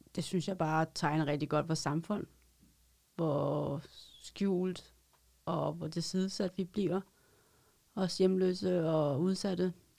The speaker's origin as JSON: {"language": "Danish", "town": "Roskilde", "region": "Zealand", "country": "Denmark", "said": "Jeg er sælger for Hus og kommer fra Roskilde"}